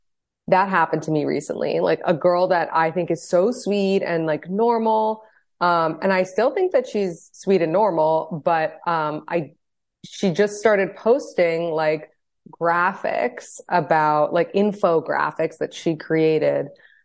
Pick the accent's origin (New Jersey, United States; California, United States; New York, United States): New York, United States; So just like a little background on me, I'm 32. I'm married from New York.